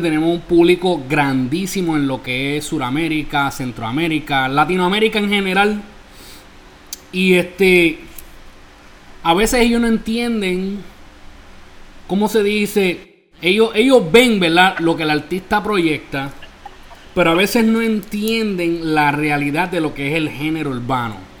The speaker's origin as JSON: {"language": "Spanish", "town": "Isabela", "country": "Puerto Rico", "moved": "yes", "lives_now": "New York, United States", "said": "mi pueblo Isabela, Puerto Rico"}